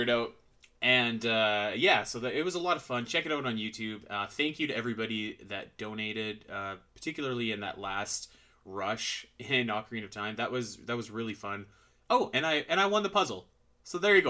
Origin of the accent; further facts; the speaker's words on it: Canada; I'm Canadian.